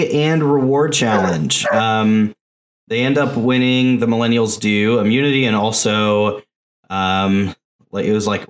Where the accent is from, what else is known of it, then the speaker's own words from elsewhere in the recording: Sulphur, Oklahoma, United States; For years, my hometown of Sulphur, Oklahoma, had a sign that said the home of ….